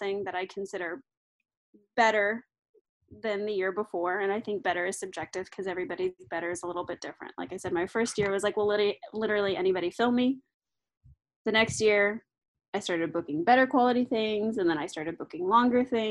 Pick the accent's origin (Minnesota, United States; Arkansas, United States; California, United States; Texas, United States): Arkansas, United States; moved away; I am from Arkansas